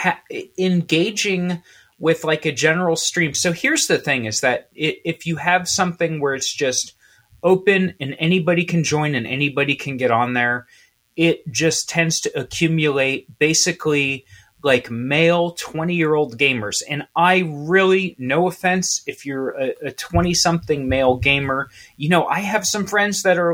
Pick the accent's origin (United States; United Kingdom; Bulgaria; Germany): United States; Midwest; I'm from the Midwest